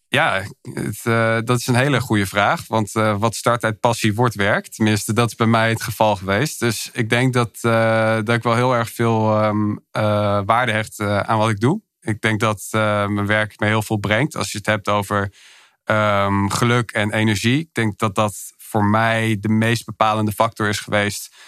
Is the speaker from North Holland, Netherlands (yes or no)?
yes; Hilversum, North Holland, Netherlands; also born or lived in Milan; Ik kom oorspronkelijk uit Hilversum, geboren en getogen daar